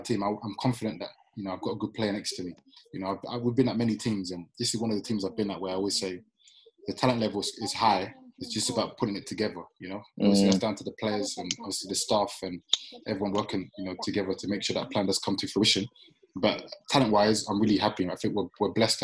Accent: London, United Kingdom; also born or lived in Manchester; I was born in Manchester, bro, and I left there after 2 days. Came back to Lewisham

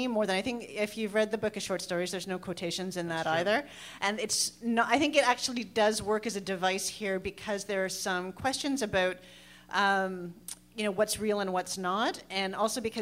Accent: Toronto, Ontario, Canada; moved away as an adult; also born or lived in Guelph; now in St. John's, Canada; I grew up in Toronto, and I grew up in Toronto exactly sort of through that time

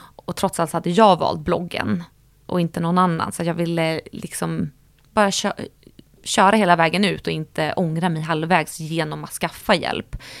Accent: Stockholm, Stockholm County, Sweden; jag växte upp i Sköndal där jag bodde med mamma och pappa

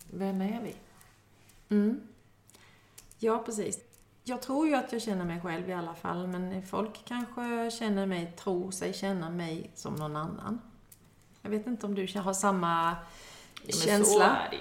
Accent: Kalmar County, Sweden; Jo, jag är nyfiken. Jag är ölänning, det är inte det jag menar.

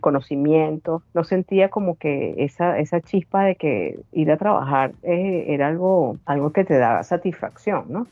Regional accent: Venezuela; moved away as an adult; now in Australia; vengo original de Venezuela, pero tengo ya más de 13 años viviendo en Australia

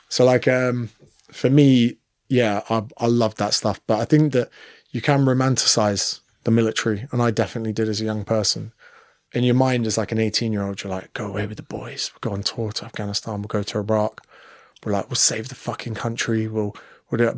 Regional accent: United Kingdom; moved away as an adult; now in Sydney, Australia; as a Brit

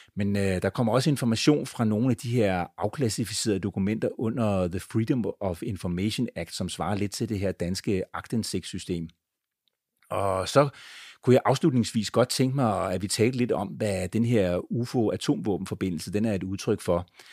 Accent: Denmark; born or raised there; also born or lived in United States

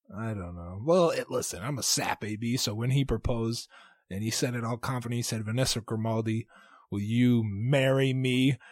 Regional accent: Arkansas, United States; that's my home, people forget that's my home state

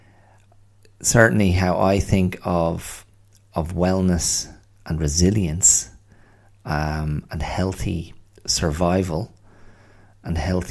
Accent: County Wicklow, Ireland; also born or lived in Australia; where I grew up as a kid in lovely rural Wicklow

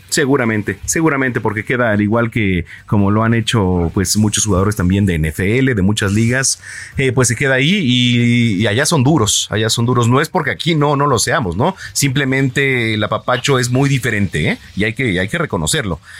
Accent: Mexico

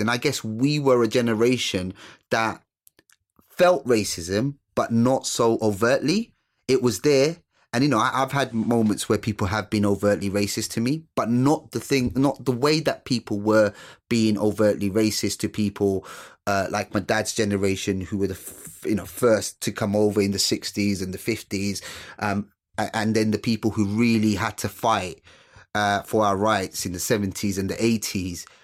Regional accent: London, United Kingdom; also born or lived in Sylhet, Bangladesh; I was brought up in East London, um, uh, Newham

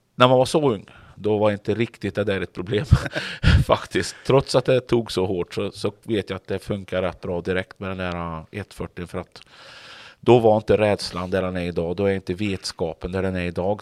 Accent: Grums, Värmland, Sweden; now in Kungälv, Sweden; drev bilverkstad hemma i Grums och körde rally eh, när jag växte upp

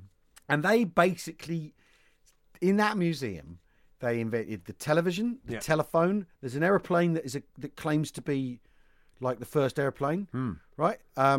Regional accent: England, United Kingdom; As an Englishman

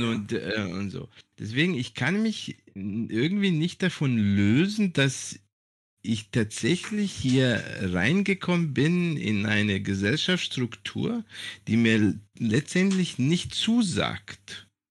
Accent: Germany; moved away as an adult; also born or lived in Serbia; now in Greece; mich als Deutscher zu sehen oder als ein Serber in Deutschland

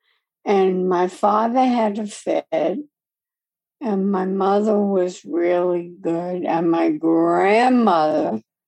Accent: New York City, New York, United States; moved away as an adult; also born or lived in Binghamton, New York; I was born on Staten Island, New York, and it was a lot of fun growing up there.

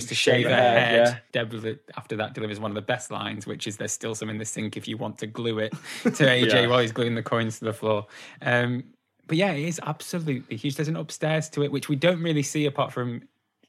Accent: Preston, North West England, United Kingdom; Growing up in Preston

